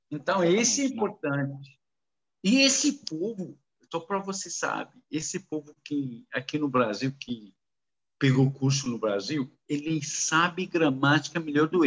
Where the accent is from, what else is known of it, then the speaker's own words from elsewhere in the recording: Saudi Arabia; first language Arabic; Portuguese is a second language; also born or lived in Kuwait / United States; eu nasci no Kuwait. Uh, quero falar, nasci no Kuwait eu morava na Arábia Saudita, descendente libanês. Então, minha minha árabe, eh, idioma é árabe.